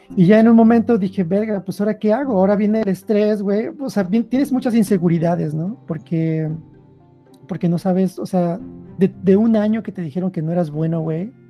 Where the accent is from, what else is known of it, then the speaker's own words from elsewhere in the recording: Mexico; moved away as an adult; also born or lived in Sweden; now in Switzerland; como mexicano